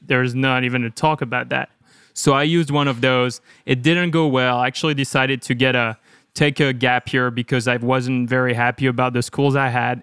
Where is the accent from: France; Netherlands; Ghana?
France; one hour south of Lyon, Auvergne-Rhône-Alpes; moved away as an adult; also born or lived in Chicago; now in United States; So I grew up in France, like one hour south of Lyon